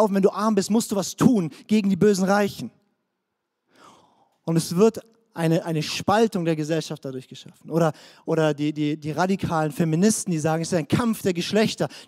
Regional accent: Baden-Württemberg, Germany; also born or lived in Swabia; Ich bin Deutscher, das ist meine Nationalität. Ich bin hessisch-fränkischer, in Schwaben geborener Badner.

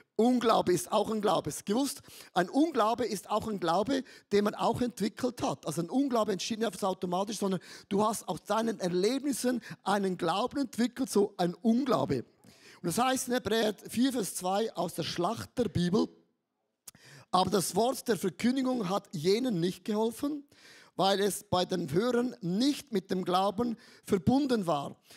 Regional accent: Switzerland; ich bin ein Schweizer, wir sind ja neutral

